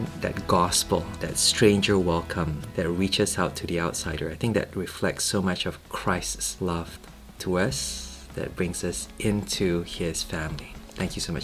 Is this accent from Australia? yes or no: no; Malaysia; moved away as an adult; now in Cambridge, United Kingdom; back home in Malaysia